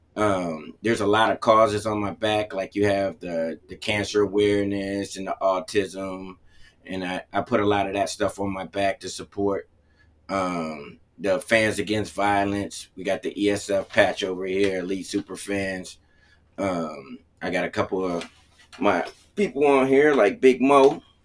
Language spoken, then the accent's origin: English; Cleveland, Ohio, United States; also born or lived in Connecticut; I was born in Connecticut, and then they moved to Ohio in Cleveland